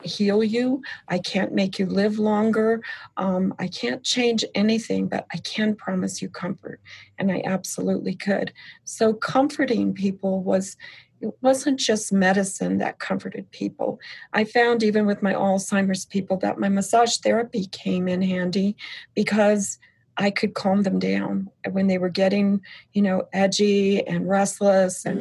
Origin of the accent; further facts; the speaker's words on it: Flint, Michigan, United States; now in California, United States; I was born in Flint, Michigan, and then here we are in California